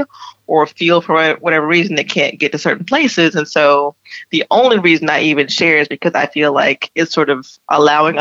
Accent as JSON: {"language": "English", "region": "South Carolina", "country": "United States", "also_born_or_lived": "Florida / Atlanta", "moved": "yes", "lives_now": "New York, United States", "said": "I'm from South Carolina"}